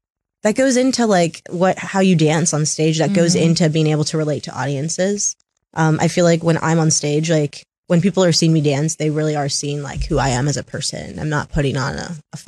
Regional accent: Tacoma, Washington, United States; I'm from Tacoma, I still went to normal high school, went to Curtis High School

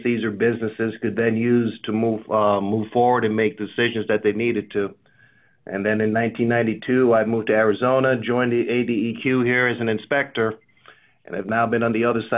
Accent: Jamaica; now in United States; I'm from a country growing up, a small island of Jamaica, when I moved to the U.S.

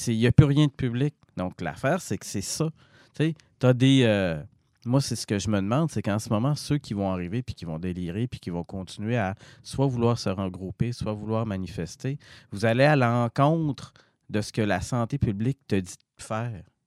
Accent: Jonquière, Quebec, Canada; je suis de Jonquière.

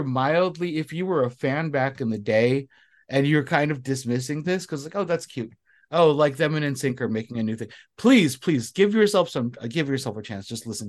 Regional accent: Southern California, United States; I am Filipino from Southern California, born and raised here. So, and I grew up in the 90s.

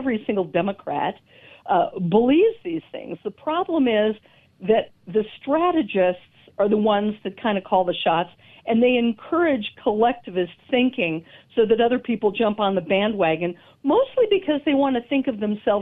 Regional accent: Denver, Colorado, United States; I am in Colorado, and I'm a native of Denver.

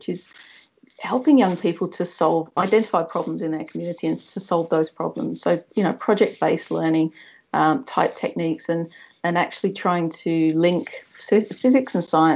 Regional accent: Wethersfield, East of England, United Kingdom; now in Australia; I'm originally from Essex, so I grew up in a little village called Wethersfield near Braintree in Essex.

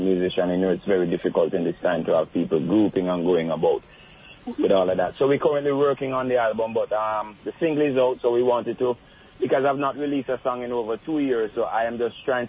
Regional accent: Kingston, Jamaica; I was born in the Victoria Jubilee Hospital and I grew up for some part of my life in West Kingston

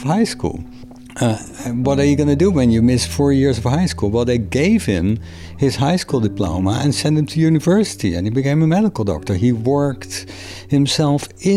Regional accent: Rotterdam, South Holland, Netherlands; English is a second language; moved away as an adult; also born or lived in Maastricht; now in North Adams, United States; I hail from the Netherlands. I was born in the city of Rotterdam in 1964.

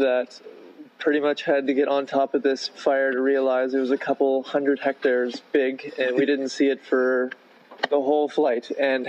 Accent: Nova Scotia, Canada; born or raised there; also born or lived in Mayo, Yukon / Bowden, Alberta

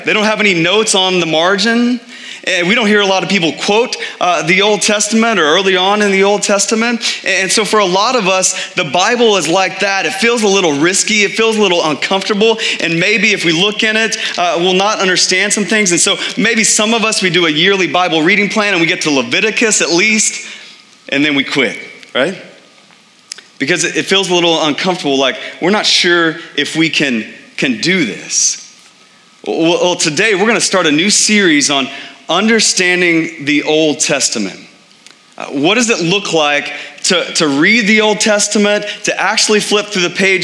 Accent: Texas, United States; moved away as an adult; now in Phoenix, United States; I grew up in Texas

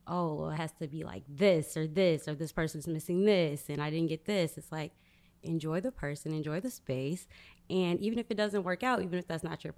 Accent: Chicago, Illinois, United States; moved away as an adult; now in Dallas, United States; I'm from Chicago

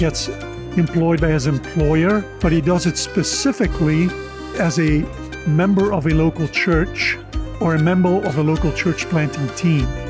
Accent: Oudenaarde, Flanders, Belgium; moved away as an adult; also born or lived in United States; I was born and raised in Belgium

